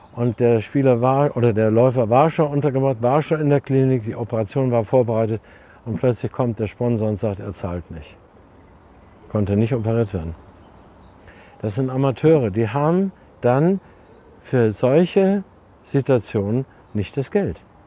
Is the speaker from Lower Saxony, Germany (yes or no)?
yes; East Frisia, Lower Saxony, Germany; also born or lived in Berlin; now in Munich, Germany; Ich bin selten in Ostfriesland und äh, bin dankbar, hatte ich schon gesagt, dass ich dort aufgewachsen bin